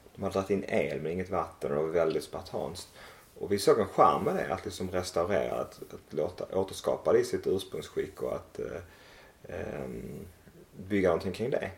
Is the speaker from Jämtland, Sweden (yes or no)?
no; Malmö, Skåne, Sweden; moved away as an adult; also born or lived in Växjö; now in Emmaboda, Sweden; Jag är uppvuxen i Malmö